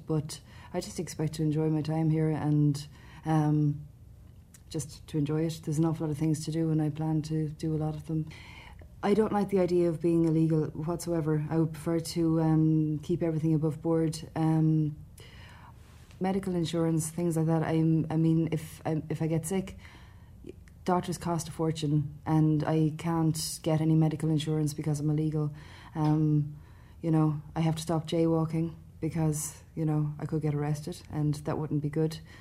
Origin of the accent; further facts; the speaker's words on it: Midlands, Ireland; moved away as an adult; also born or lived in Dublin; now in New York, United States; I'm from the Midlands. I'm from um, a small town in the Midlands